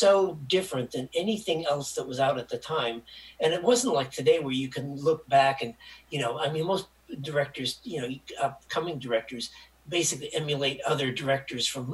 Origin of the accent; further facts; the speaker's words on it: Michigan, United States; I'm a Hick from Michigan